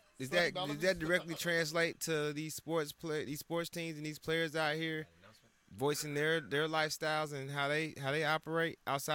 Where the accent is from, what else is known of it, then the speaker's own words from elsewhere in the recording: Atlanta, Georgia, United States; But I'm from Georgia where Chick-fil-A started.